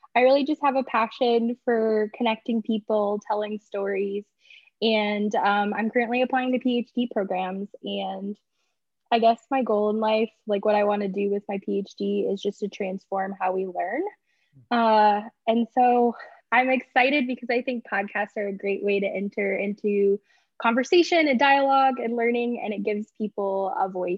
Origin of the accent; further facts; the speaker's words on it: Iowa, United States; also born or lived in Nebraska / Boise, Idaho; I am currently in Iowa, where I am from. I was born in Nebraska, but I grew up in Iowa, so I'm a Midwest baby.